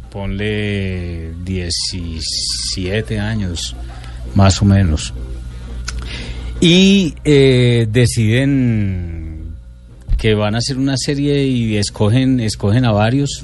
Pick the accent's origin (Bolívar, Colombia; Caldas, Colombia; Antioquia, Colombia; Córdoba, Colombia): Córdoba, Colombia; Montería; yo crecí en Montería